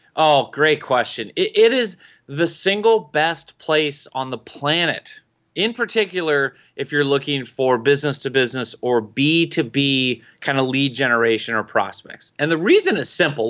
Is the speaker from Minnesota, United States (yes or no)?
yes; Minnesota, United States; I'm from Minnesota. We have to accent our O's